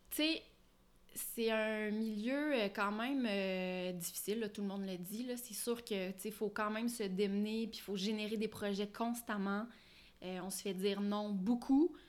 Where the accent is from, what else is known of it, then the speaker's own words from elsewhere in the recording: Ottawa, Ontario, Canada; moved away; also born or lived in Montreal; je suis franco-ontarienne, je suis née à Ottawa, j'ai grandi là-bas